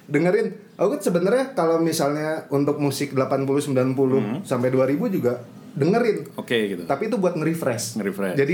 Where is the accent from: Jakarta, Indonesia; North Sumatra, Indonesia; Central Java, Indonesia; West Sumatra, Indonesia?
North Sumatra, Indonesia; Medan; Nah akhirnya dari situ udah pas SMP di Medan, untungnya di Medan tuh banyak yang jual kaset-kaset import